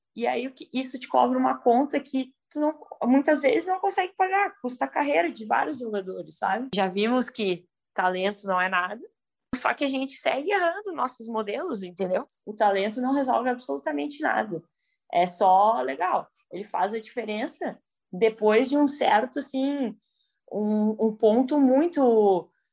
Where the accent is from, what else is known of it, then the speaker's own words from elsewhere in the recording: Porto Alegre, Rio Grande do Sul, Brazil; Sou de Porto Alegre, nascida, nascida e criada